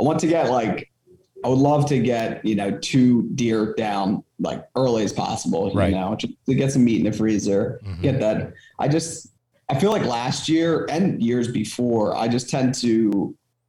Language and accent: English; Southeast Pennsylvania, United States; I'm from Southeast Pennsylvania